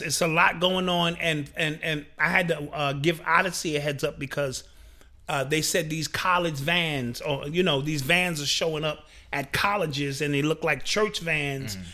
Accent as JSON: {"language": "English", "town": "New York City", "region": "New York", "country": "United States", "said": "I grew up in that era. I'm from New York City"}